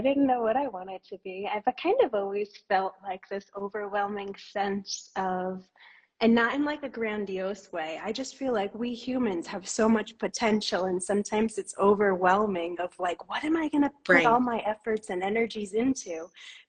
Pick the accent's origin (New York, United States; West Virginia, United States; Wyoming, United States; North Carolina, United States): New York, United States; now in Guatemala; I'm from the States. I'm originally from New York, and I've lived all over the East Coast, but I've actually been living in Guatemala in Central America for the past 11 years.